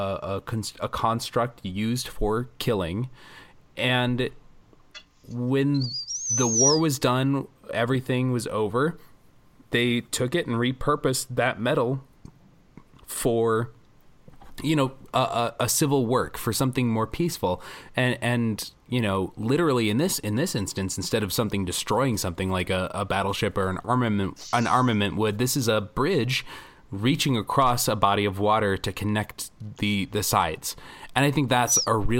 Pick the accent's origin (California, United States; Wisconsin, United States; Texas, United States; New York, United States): Wisconsin, United States; Milwaukee; I am from Milwaukee